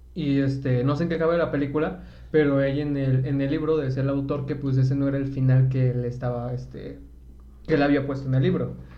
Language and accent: Spanish; Mexico City, Mexico; soy de Iztapalapa